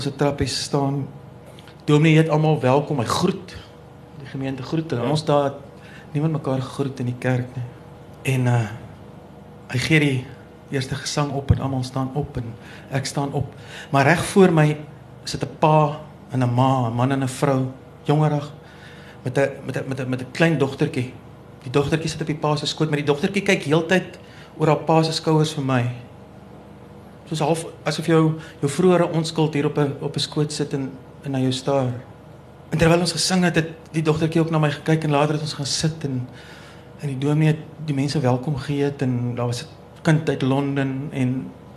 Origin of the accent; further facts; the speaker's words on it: Danielskuil, Northern Cape, South Africa; Ek het op Daniel Skuil groot geword, so 'n plekkie in die Noord-Kaap